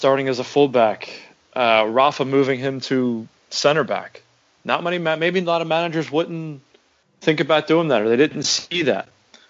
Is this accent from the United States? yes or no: yes; Philadelphia, Pennsylvania, United States; I'm from Philadelphia